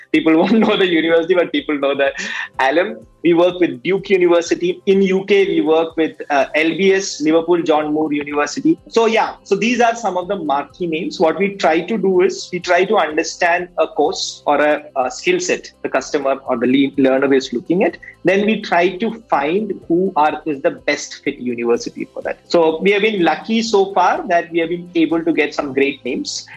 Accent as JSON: {"language": "English", "town": "Kannur", "region": "Kerala", "country": "India", "tie": "born or raised there", "moved": "yes", "said": "my hometown, which is Kannur."}